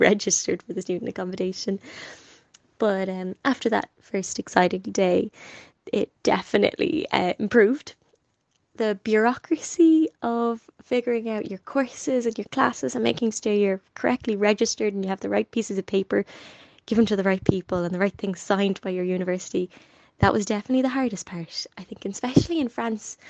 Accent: Dublin, Leinster, Ireland; I've always been a little bit in my own bubble with my family in my particular suburb of North Dublin

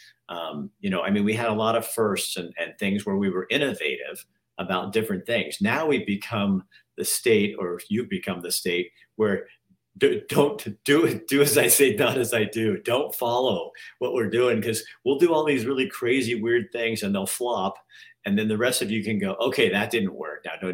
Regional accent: Oregon, United States; moved away; I'm from Oregon, which is after I tell them I'm not from California

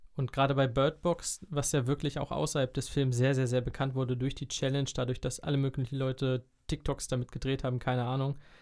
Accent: Germany; ich als Deutscher

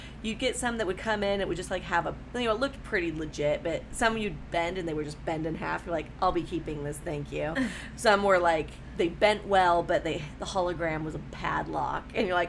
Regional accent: California, United States; moved away; also born or lived in Bellingham; I'm from California

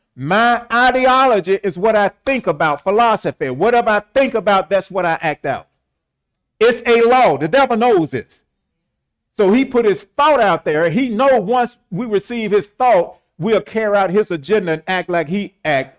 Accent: St. Louis, Missouri, United States; I was born in Homagy Hospital in Saint Louis, Missouri

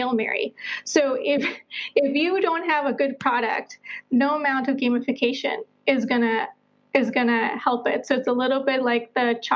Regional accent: Colombia; moved away; also born or lived in United States / Netherlands / Southeast Asia / Portugal; I'm originally from Colombia, South America. I'm a world citizen now, having lived in the U.S., the Netherlands, and now I spend my winters either in Southeast Asia or in Portugal.

